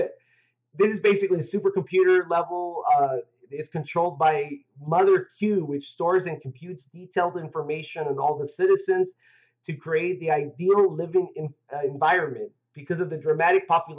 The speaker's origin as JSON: {"language": "English", "country": "United States", "said": "I'm American"}